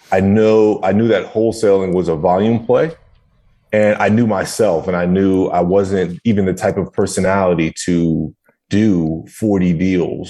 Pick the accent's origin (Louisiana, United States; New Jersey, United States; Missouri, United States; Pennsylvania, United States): New Jersey, United States; moved away as an adult; now in Tampa, United States; that was where it was my hometown, where I was born and raised